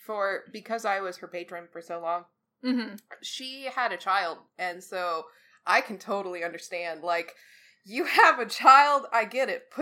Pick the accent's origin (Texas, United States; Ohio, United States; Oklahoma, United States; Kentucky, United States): Texas, United States; I grew up in Texas.